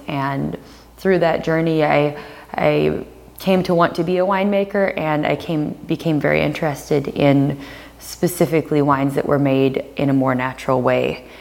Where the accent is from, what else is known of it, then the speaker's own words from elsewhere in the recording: the Northwest, Pacific Northwest, United States; since I'm from the Northwest